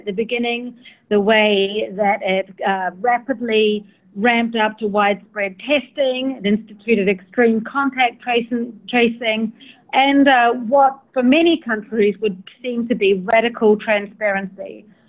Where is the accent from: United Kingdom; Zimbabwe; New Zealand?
New Zealand; now in China; from the Washington Post. I've just spent the last 3 months in my home country of New Zealand